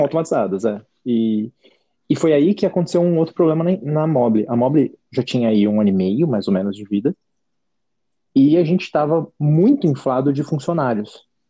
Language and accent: Portuguese; Jundiaí, São Paulo, Brazil; de Jundiaí, minha cidade natal, onde eu estava nessa época